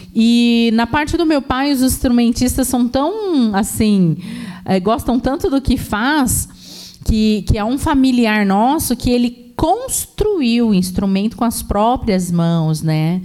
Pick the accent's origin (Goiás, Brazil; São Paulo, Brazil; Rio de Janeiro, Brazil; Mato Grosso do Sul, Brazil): São Paulo, Brazil; Baixada Santista; eu cresci ouvindo música de todo tipo, música música clássica, samba, né? Ainda mais que eu venho da Baixada Santista